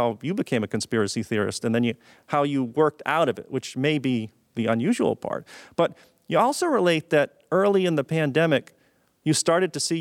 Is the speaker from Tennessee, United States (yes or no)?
no; Maine, United States; moved away as an adult; now in Boston, United States; I grew up in Maine. And I went to the University of Maine before I moved to Massachusetts